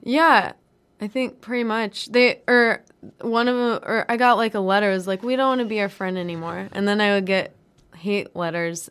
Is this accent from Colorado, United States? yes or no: yes; Denver, Colorado, United States; moved away; I'm from Denver.